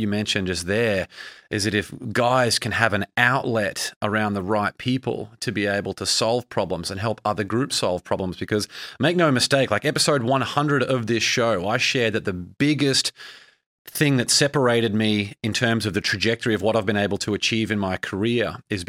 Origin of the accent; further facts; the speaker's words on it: Brisbane, Queensland, Australia; now in United States; I mean, I grew up in Brisbane, Australia, and I moved to America where I didn't know anyone and forged that career